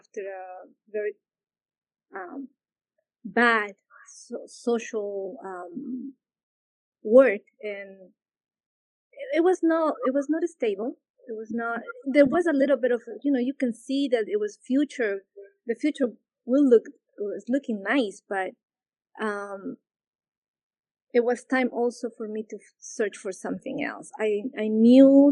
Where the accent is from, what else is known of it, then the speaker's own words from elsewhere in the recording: Lima, Peru; English is a second language; moved away as an adult; now in United States; I was born in Peru, born and raised in Peru.